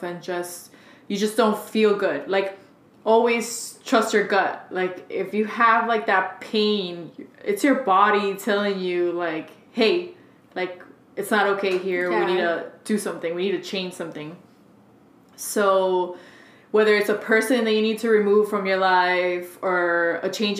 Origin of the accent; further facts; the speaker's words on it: Hialeah, Florida, United States; first language Spanish; English is a second language; born in Hialeah.